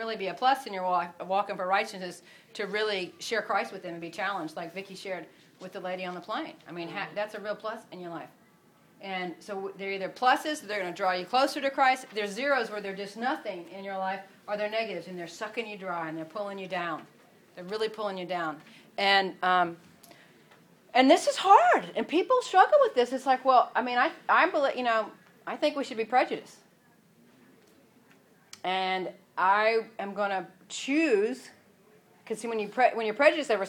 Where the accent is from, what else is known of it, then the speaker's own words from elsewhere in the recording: Atlanta, Georgia, United States; moved away as an adult; now in Houston, United States; Atlanta. And so, you know. It's home.